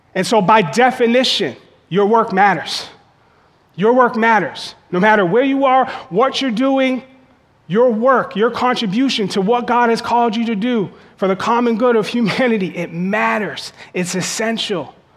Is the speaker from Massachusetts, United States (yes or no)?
yes; Boston, Massachusetts, United States; where I grew up in Boston, it's really hard to get on the fire department.